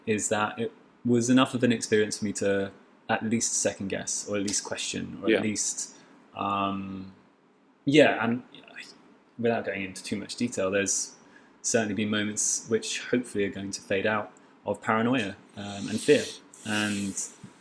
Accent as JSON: {"language": "English", "region": "England", "country": "United Kingdom", "moved": "yes", "lives_now": "Beirut, Lebanon", "said": "I'm English, of course"}